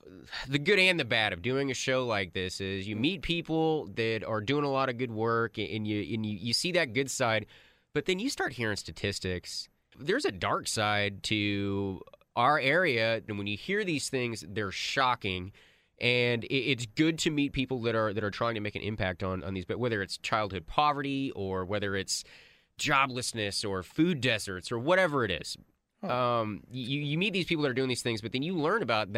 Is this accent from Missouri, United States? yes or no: no; Grapevine, Texas, United States; I grew up in the Grapevine area.